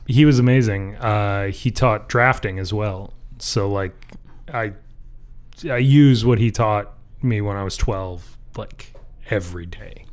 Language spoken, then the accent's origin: English; just north of Detroit, Michigan, United States; also born or lived in north of Traverse City, Michigan / Marquette, Michigan; I grew up just north of Detroit, uh, in the burbs